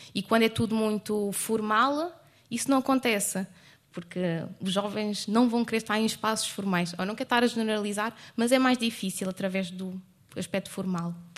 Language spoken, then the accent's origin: Portuguese; Lisbon, Portugal; eu sou mesmo de Lisboa